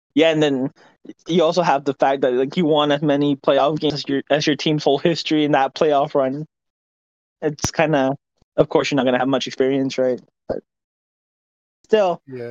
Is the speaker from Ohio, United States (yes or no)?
no; Dallas, Texas, United States; my hometown Mavericks